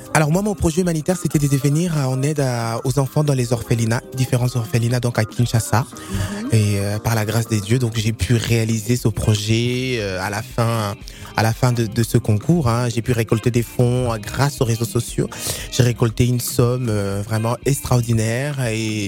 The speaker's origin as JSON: {"language": "French", "area": "not far from Paris", "region": "Centre-Val de Loire", "country": "France", "said": "Je viens dans le 28, pas très loin de, Paris."}